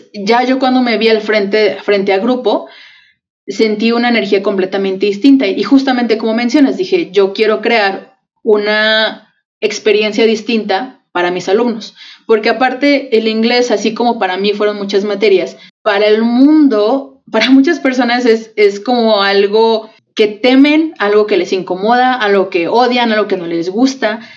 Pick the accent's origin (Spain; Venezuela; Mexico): Mexico; vivimos las dos en México, somos mexicanas